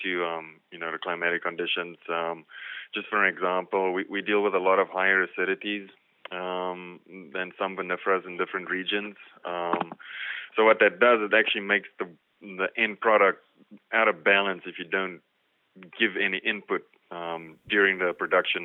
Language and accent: English; South Africa; moved away as an adult; now in Missouri, United States; I'm from South Africa, so that's where I, you know, cut my teeth basically.